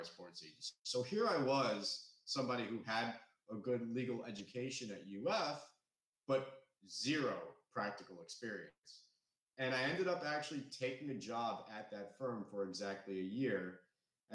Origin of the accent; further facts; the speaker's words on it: South Florida, United States; also born or lived in Gainesville, Florida; Born and raised in South Florida, still live in Fort Lauderdale today